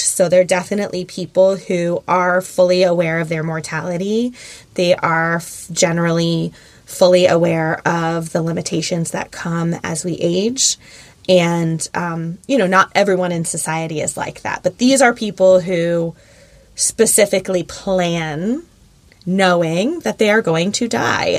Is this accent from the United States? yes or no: yes; Philadelphia, Pennsylvania, United States; moved away as an adult; now in South Florida, United States; we're from Philly